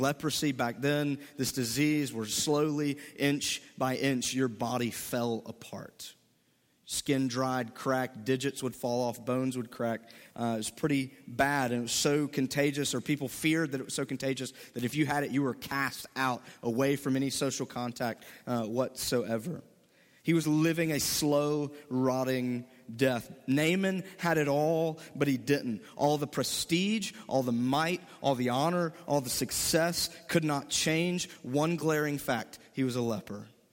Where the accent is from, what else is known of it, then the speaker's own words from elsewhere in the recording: Mississippi, United States; moved away as an adult; I am from Mississippi, born and raised, never left